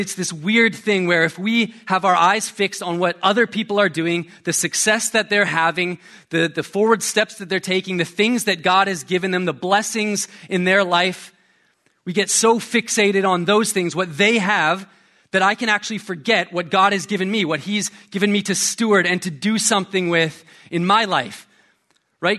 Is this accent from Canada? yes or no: yes; Canada; moved away; I'm Canadian